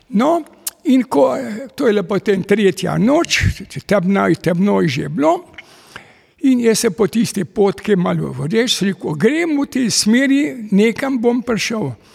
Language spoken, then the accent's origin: Slovenian; Kamnik, Slovenia; also born or lived in Gorizia, Italy; se je oče odločil in preselili smo se v Slovenijo in ustavili smo se v Kamniku